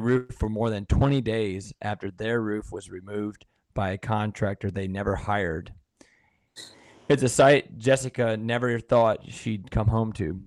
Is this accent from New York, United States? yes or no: no; Sparta, Wisconsin, United States; I'm from Sparta, Wisconsin